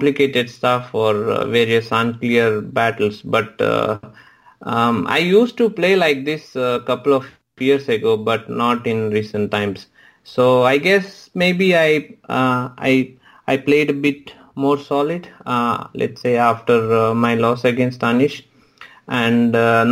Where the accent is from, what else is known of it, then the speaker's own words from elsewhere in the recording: Hyderabad, Telangana, India; moved away as an adult; now in Prague, Czech Republic; Of course I miss India. I'm from Hyderabad